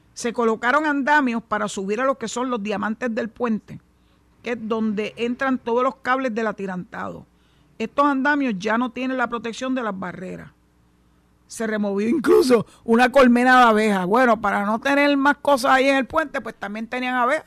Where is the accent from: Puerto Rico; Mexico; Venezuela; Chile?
Puerto Rico; San Juan; moved away as an adult; now in Mayagüez, Puerto Rico; nací y me crié, en San Juan, en el área metropolitana